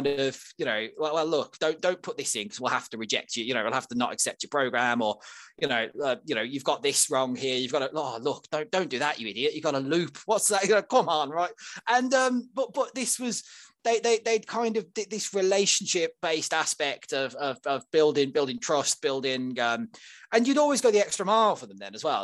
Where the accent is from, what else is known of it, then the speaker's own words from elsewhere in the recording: Birmingham, West Midlands, United Kingdom; I come from Northfield, Rubery, in Birmingham, around there, and we used to have the Rover factory